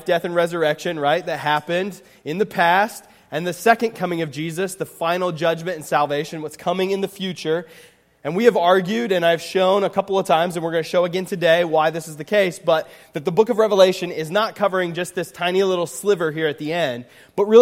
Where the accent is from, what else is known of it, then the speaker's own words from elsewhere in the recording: Pennsylvania, United States; now in Indiana, United States; I grew up in Pennsylvania